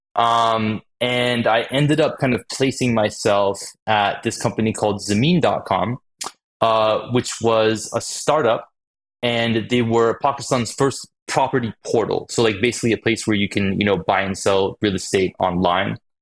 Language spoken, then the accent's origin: English; Phoenix, Arizona, United States; I ended up growing up in Phoenix, Arizona